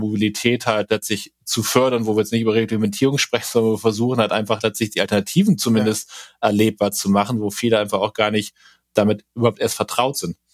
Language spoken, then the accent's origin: German; Bremen, Germany; bei uns in Bremen